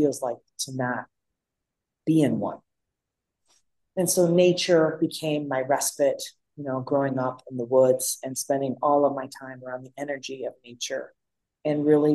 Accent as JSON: {"language": "English", "town": "Detroit", "region": "Michigan", "country": "United States", "tie": "born or raised there", "also_born_or_lived": "Oakland County, Michigan", "said": "growing up in Detroit, Michigan"}